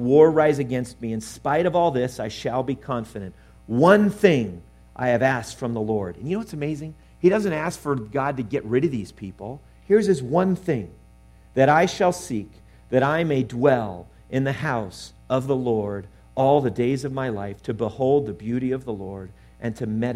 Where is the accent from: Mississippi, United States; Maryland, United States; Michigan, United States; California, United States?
California, United States; Southern; I grew up in Southern California